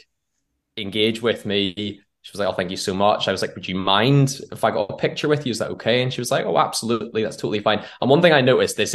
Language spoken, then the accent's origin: English; Northern Ireland, United Kingdom; now in London, United Kingdom; I grew up in Northern Ireland, or the island of Ireland, whatever your preference is, in a very small town that's like 30 minutes north of Belfast